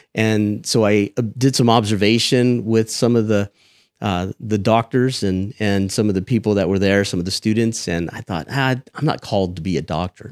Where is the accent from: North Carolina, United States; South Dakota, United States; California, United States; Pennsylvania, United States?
California, United States; Selma; moved away as an adult; also born or lived in Fresno, California / Texas; I grew up in Selma, born and raised